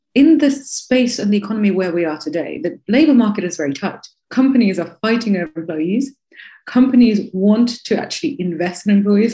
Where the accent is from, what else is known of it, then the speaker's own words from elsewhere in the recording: Moscow, Russia; moved away; also born or lived in Bristol, United Kingdom / Chicago, United States; I'm from Moscow.